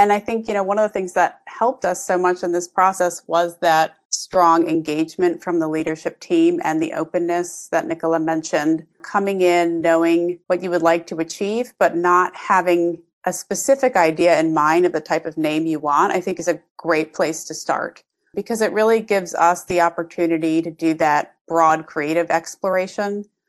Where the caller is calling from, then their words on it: Brooklyn, New York, United States; I'm here in Brooklyn, New York.